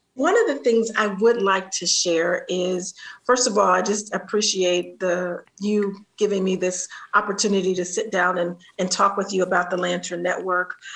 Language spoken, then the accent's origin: English; Columbus, Ohio, United States; my hometown, Columbus, Ohio